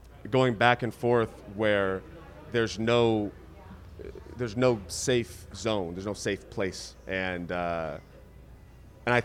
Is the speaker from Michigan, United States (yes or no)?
no; Riverside, California, United States; I grew up in Riverside, California